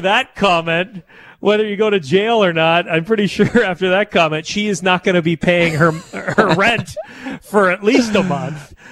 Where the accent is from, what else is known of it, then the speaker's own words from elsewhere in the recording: Canada; a Canadian